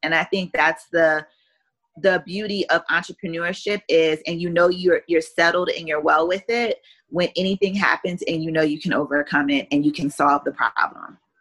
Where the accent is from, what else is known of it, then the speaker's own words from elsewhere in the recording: Columbia, Maryland, United States; moved away as an adult; also born or lived in Pennsylvania / Washington, D.C. / Beijing; now in South Florida, United States; I was born in Columbus, Ohio, but I was raised in Columbia, Maryland